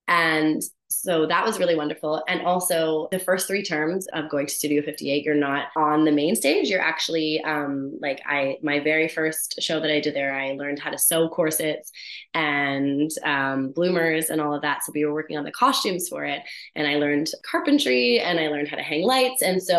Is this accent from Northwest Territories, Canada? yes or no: no; Hamilton, Ontario, Canada; now in Vancouver, Canada; In Hamilton, Ontario.